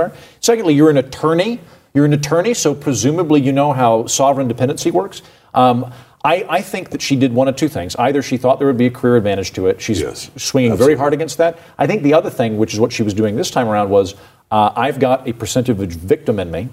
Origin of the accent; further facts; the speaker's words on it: Oklahoma, United States; I'm from Oklahoma. I grew up not too far from where she went to high school.